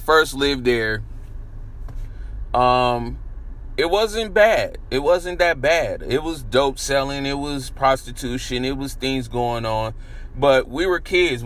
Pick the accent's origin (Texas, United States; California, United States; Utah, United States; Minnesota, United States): California, United States; San Francisco; I moved to San Francisco around 1984. I was about 3 when I first moved there.